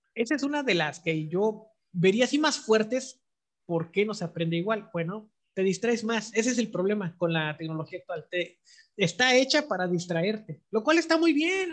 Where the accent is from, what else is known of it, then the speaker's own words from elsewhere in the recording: Mexico; somos los mexicanos